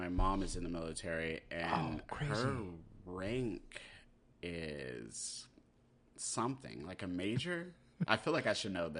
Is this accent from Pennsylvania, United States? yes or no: no; North Dakota, United States; born there; also born or lived in Germany / South Carolina / Texas / Maryland; Basically, I grew up everywhere. I'm a military brat. I grew up, I was born in North Dakota.